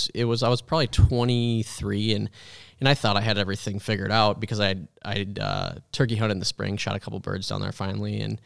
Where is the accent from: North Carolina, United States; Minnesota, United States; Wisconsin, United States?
Minnesota, United States; Yeah, well, yeah, thanks. I grew up in Minnesota.